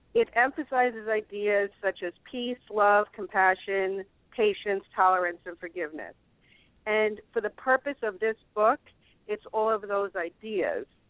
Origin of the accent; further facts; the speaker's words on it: New York, United States; I'm a New Yorker Catholic.